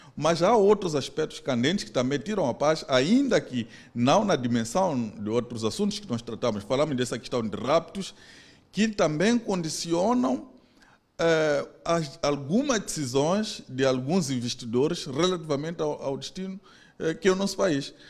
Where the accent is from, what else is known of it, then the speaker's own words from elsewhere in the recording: Mozambique; nossas como moçambicanos